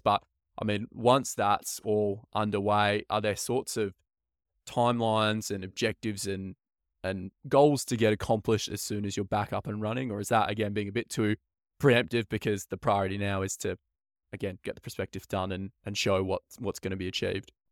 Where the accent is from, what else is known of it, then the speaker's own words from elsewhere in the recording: Perth, Western Australia, Australia; born and bred in Perth